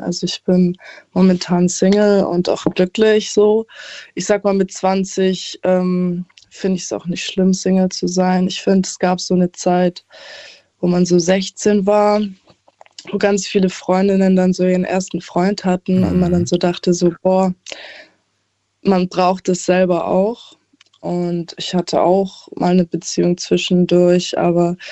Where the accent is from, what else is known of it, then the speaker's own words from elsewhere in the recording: Aalen, Baden-Württemberg, Germany; ich komme aus Aalen, bin 20 Jahre alt